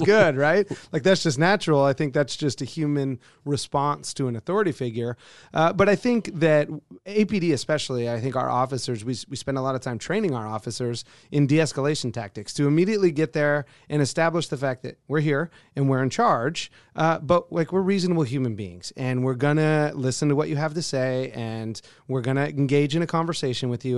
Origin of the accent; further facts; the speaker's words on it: just outside of Oakland, California, United States; moved away as an adult; also born or lived in Colorado; now in Alaska, United States; Originally from just outside of Oakland, California. moved up here in 2004